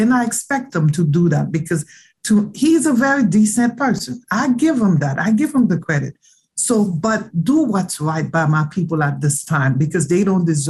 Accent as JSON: {"language": "English", "country": "Haiti", "tie": "born or raised there", "moved": "as an adult", "lives_now": "Florida, United States", "said": "Being born and raised in Haiti, I was born and raised in Haiti. I came here at the age of 21."}